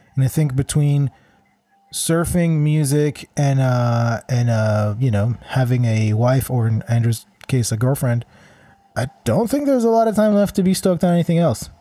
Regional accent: Kadima, Central District, Israel; also born or lived in Vancouver; now in Toronto, Canada; Kadima is actually the, the name of my hometown

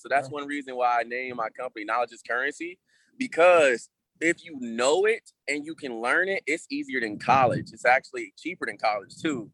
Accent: Kansas City, United States; I'm from Kansas City all the way around, man. Raised in one, born in the other

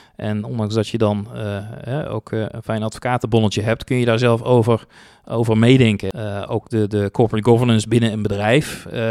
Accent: 's-Hertogenbosch, North Brabant, Netherlands; also born or lived in Tilburg; opgegroeid in Den Bosch, hier ook naar school gegaan

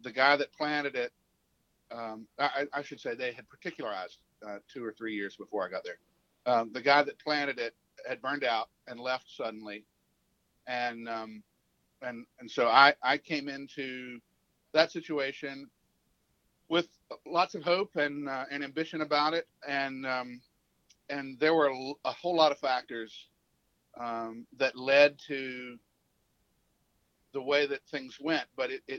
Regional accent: Columbia, South Carolina, United States; moved away as an adult; now in West Tennessee, United States; I'm from Columbia, South Carolina

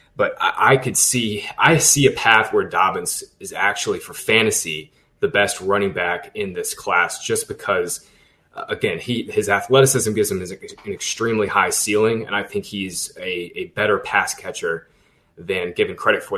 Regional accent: Boone, North Carolina, United States; I was born in Boone, North Carolina

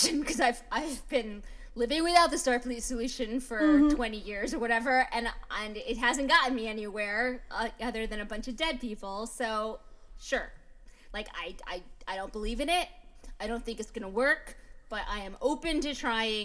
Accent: United States; as an American

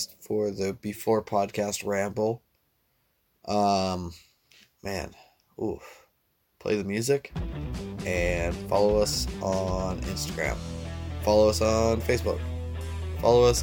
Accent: United States; as an American

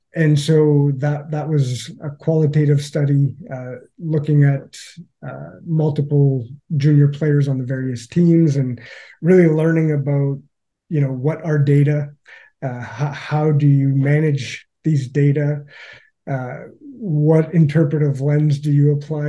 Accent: Northern Ontario, Canada; growing up in Northern Ontario

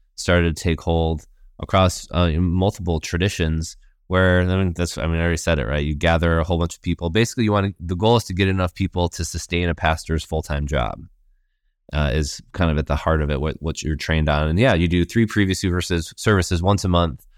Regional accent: Grand Rapids, Michigan, United States; now in Los Angeles, United States; I was born in Grand Rapids, Michigan.

